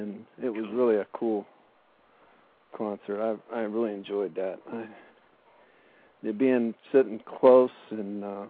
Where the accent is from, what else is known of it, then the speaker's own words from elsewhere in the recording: near Youngstown, Ohio, United States; Up in Ohio, near Youngstown.